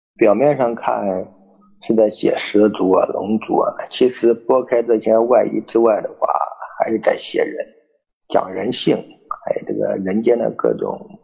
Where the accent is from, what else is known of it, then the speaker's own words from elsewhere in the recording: China; 但我们中国人也有我们中国人自己的传承和这种美德